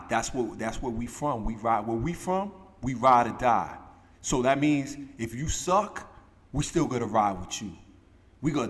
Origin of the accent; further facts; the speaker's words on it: New York City, New York, United States; But me being from Brooklyn, like, I'm from Brooklyn, Brooklyn